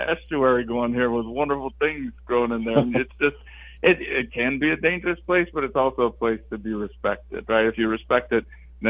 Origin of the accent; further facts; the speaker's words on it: Southern Louisiana, United States; Living in Southern Louisiana and growing up in Southern Louisiana